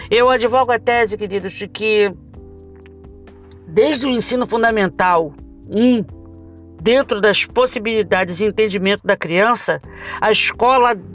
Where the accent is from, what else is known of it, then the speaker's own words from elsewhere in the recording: Rio de Janeiro, Brazil; Falo isso porque sou do Rio de Janeiro.